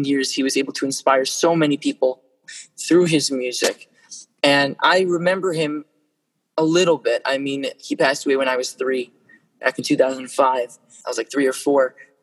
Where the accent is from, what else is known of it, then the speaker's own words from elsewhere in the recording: New York, United States; I'm from New York